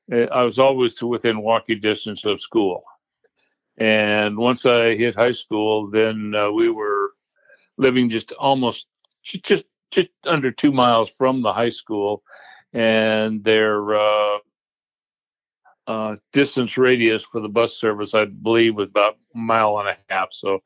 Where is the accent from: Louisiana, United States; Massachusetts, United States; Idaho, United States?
Idaho, United States; Boise; moved away as an adult; also born or lived in Pocatello, Idaho / San Diego / California; I was born in Boise, Idaho, and spent up through high school and starting college in Idaho, joined the Navy, and basically left Idaho almost over 50 years ago, and really haven't lived there since.